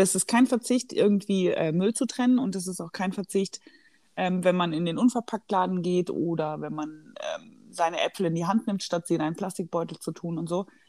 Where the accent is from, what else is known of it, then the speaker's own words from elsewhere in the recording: Black Forest, Baden-Württemberg, Germany; ich komme ja aus dem Schwarzwald